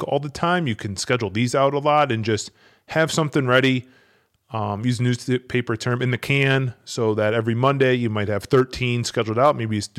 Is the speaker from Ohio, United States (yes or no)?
yes; Cleveland, Ohio, United States; now in Buffalo, United States; I live in Buffalo. I'm originally from Cleveland, so I don't have any emotional investment to the Bills.